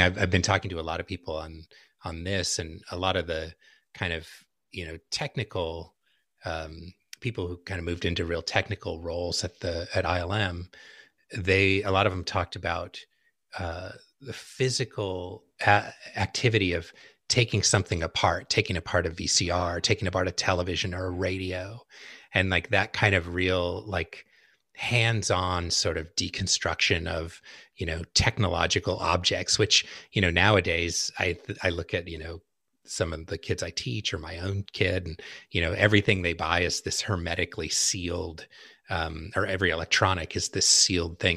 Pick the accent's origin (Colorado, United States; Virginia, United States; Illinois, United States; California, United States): California, United States; Southern; growing up in Southern California